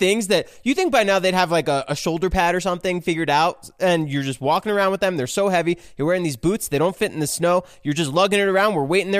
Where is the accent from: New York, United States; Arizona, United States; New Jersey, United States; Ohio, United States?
New Jersey, United States; I'm from New Jersey.